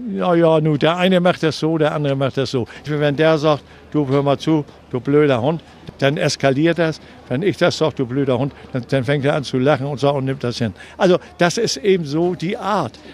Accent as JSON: {"language": "German", "region": "Hamburg", "country": "Germany", "tie": "born or raised there", "said": "Ich bin 1939 in Hamburg geboren habe den Krieg mitgemacht"}